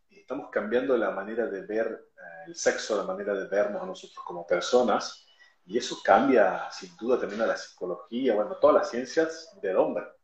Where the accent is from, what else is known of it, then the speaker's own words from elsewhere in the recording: Argentina; yo soy de Argentina